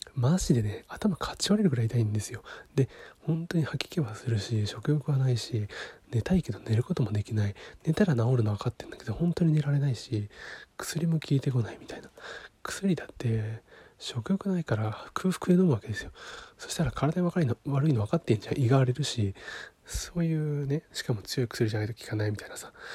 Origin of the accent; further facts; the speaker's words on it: Niigata, Japan; 出身地は新潟県ですね